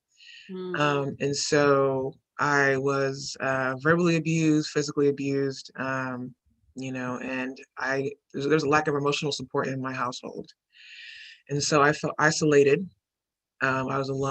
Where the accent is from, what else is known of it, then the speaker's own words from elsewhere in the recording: Houston, Texas, United States; I grew up in, I'm from Houston, Texas, native Houstonian, grew up in A-Leaf